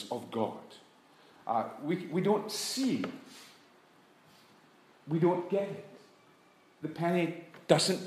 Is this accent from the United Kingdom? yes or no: yes; United Kingdom; we're guilty in the British church